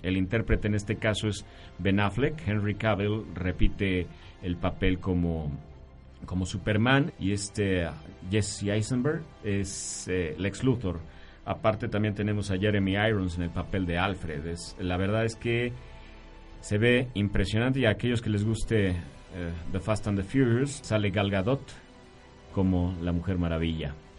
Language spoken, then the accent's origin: Spanish; Mexico; somos mexicanos